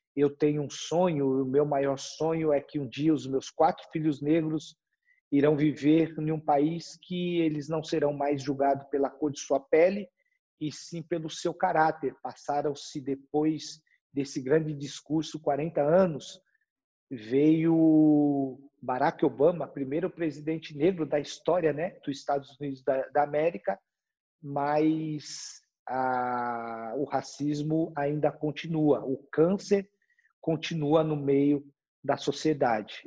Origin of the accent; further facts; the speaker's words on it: São Paulo, Brazil; moved away as an adult; also born or lived in Germany; eu cresci e nasci na periferia de São Paulo, né? Eu sou da Zona Leste